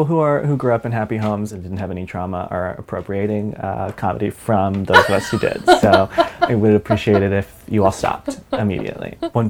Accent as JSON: {"language": "English", "region": "Jeju", "country": "South Korea", "tie": "born there", "said": "I was born in Jeju, which is an island that for, like, years and years was known because it had, like, a matriarchal power structure"}